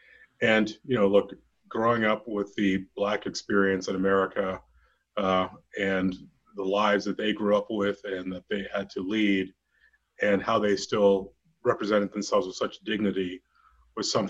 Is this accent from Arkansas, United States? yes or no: no; Western Pennsylvania, United States; now in Colorado, United States; I grew up in Western Pennsylvania in the 70s